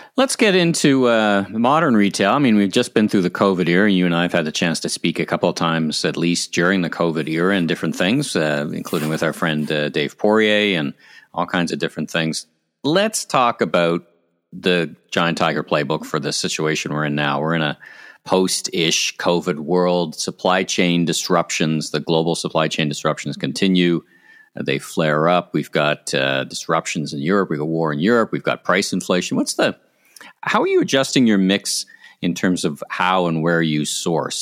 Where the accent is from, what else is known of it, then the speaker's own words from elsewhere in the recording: Ottawa, Ontario, Canada; I grew up in Ottawa